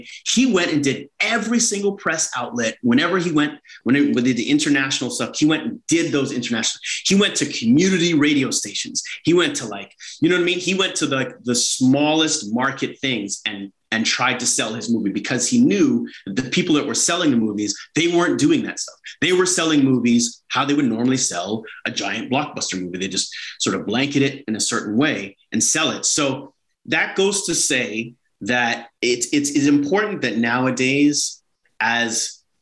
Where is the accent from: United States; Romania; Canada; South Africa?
Canada; Toronto, Ontario; born or raised there